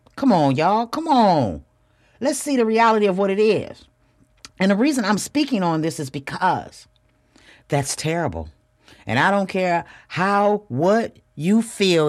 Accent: Flint, Michigan, United States; moved away as an adult; also born or lived in Houston, Texas; I'm from Flint, Michigan.

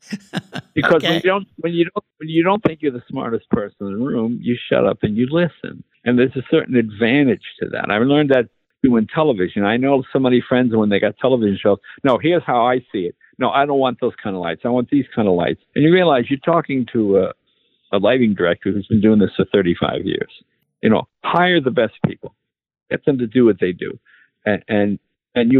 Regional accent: East Coast, United States; moved away; I'm from the East Coast

